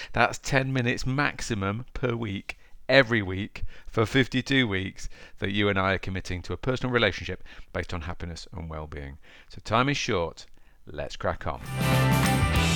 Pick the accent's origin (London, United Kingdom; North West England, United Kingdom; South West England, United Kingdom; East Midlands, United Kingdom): East Midlands, United Kingdom; Derby; accent: Derby; my Derby accent